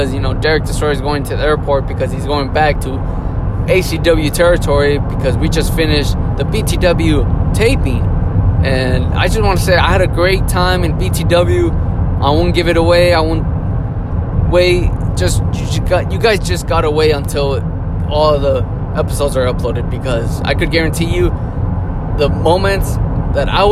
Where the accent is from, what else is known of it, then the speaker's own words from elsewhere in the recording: Kansas, United States; I'm from Kansas